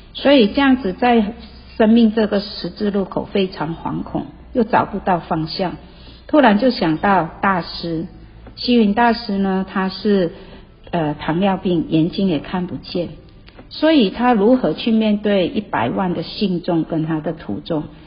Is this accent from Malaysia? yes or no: yes; Malaysia; moved away as an adult; now in Taiwan; 我来自马来西亚，我在台湾已经三十几年